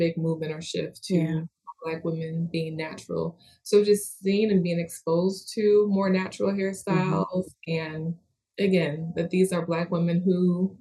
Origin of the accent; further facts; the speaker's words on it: Western New York, United States; moved away; also born or lived in Atlanta, Georgia; I'm from Western New York and always had relaxed hair there